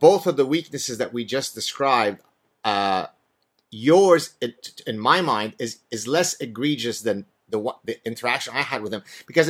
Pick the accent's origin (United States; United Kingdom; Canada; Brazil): Canada; and even as a Canadian, that I had the capacity to make.